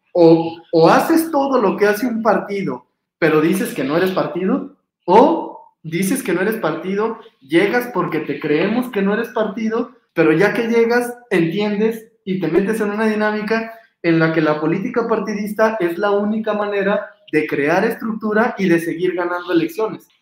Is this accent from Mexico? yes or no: yes; Mexico